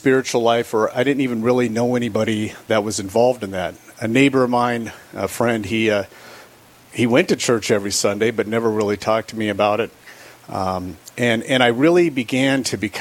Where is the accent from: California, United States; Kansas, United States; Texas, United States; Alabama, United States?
California, United States; now in Rapid City, United States; I grew up in California. I was born and raised in California.